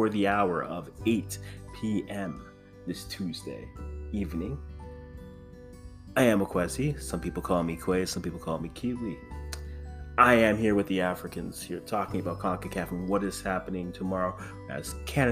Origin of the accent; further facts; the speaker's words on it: Ghana; I am the Ghanaian.